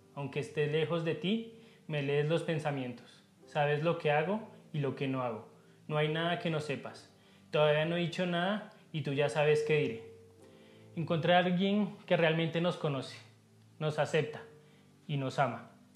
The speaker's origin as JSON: {"language": "Spanish", "country": "Colombia", "said": "mi esposa y yo vivimos en Bogotá, sí, somos colombianos"}